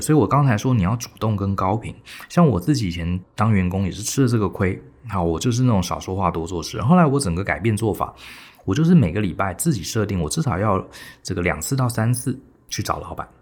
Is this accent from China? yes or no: no; Taiwan; 很标准我们台湾人的谦逊